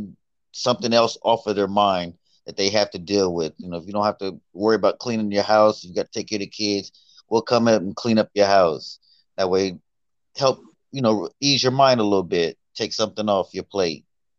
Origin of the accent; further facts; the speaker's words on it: San Diego, California, United States; also born or lived in Columbus; So I'm originally from Columbus. I was born here, but my father was in the Navy and was stationed in California. So I kind of grew up in California, in San Diego.